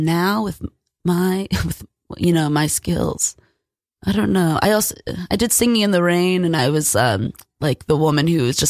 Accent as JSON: {"language": "English", "country": "New Zealand", "said": "I'm from New Zealand."}